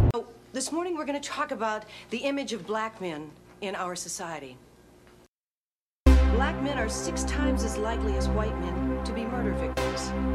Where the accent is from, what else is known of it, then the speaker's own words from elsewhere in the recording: Boston, Massachusetts, United States; also born or lived in Washington, D.C.; Born in D.C uh, raised in Boston, but um, you know, um, for the most part, you know, I lived most of my my lifehood here in the Bean